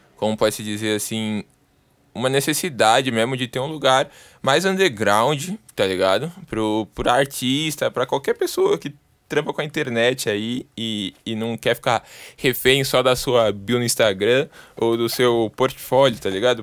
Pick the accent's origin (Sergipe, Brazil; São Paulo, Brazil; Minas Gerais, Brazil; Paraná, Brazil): São Paulo, Brazil; Sou daqui de São Paulo, 011